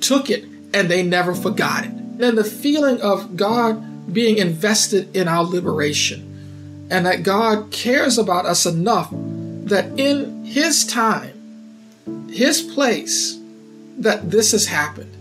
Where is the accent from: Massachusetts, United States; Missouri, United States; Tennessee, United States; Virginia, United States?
Virginia, United States; Saluda; now in San Antonio, United States; I am from a little small town in Middlesex County, Virginia called Saluda.